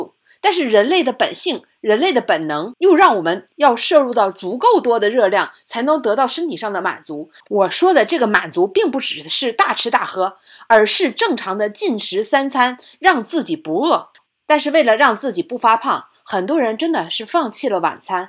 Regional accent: China; 即使是我们中国人

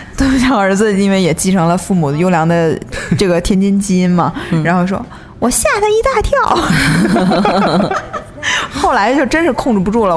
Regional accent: Northeast China, China; now in Beijing, China; 我是东北人嘛，我参加嗯。过无数次东北的婚礼

